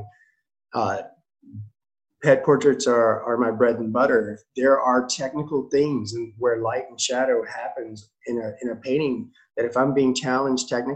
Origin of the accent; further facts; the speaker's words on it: Nashville, Tennessee, United States; I'm from Nashville